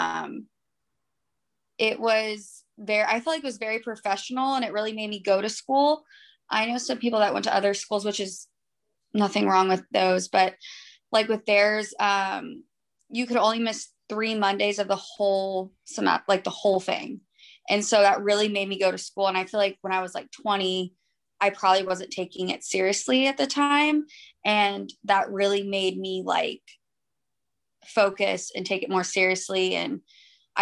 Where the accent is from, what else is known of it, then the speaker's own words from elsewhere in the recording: Austin, Texas, United States; I've only lived in Austin. I was born here